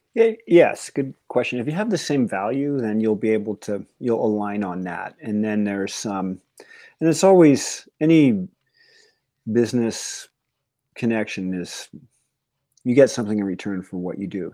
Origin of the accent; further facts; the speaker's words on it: Yosemite area, Northern California, United States; I'm from Northern California, the Yosemite area